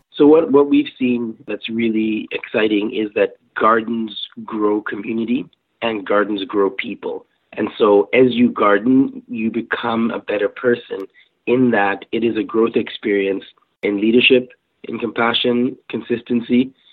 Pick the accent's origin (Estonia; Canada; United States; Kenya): Kenya; moved away; I grew up in Kenya